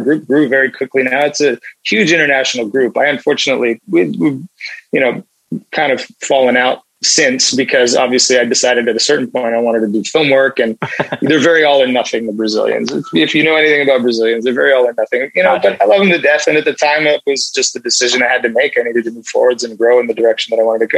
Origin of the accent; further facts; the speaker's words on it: British Columbia, Canada; also born or lived in United Kingdom / Nigeria / South Africa; We immigrated to Canada and I grew up in Canada.